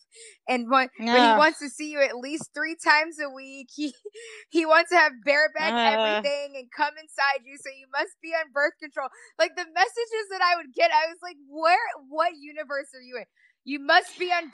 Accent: Tampa, Florida, United States; I'm from the Tampa area

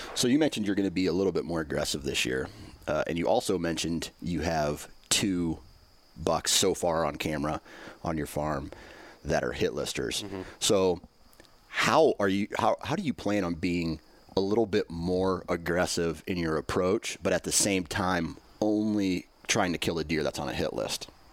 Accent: Iowa, United States; I'm from Iowa

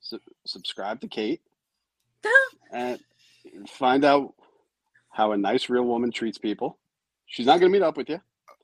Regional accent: New York, United States; I'm from New York.

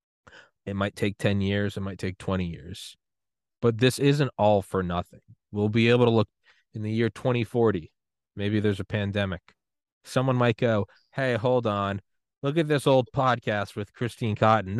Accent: United States; In America, no, we talk like pigs.

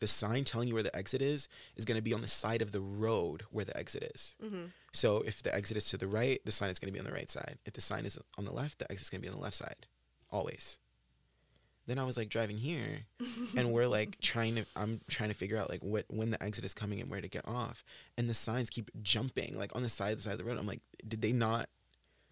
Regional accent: Texas, United States; I'm from Texas

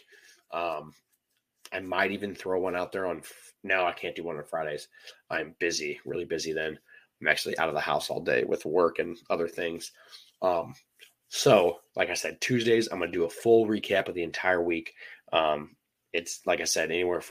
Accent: St. Louis, Missouri, United States; I am from St. Louis

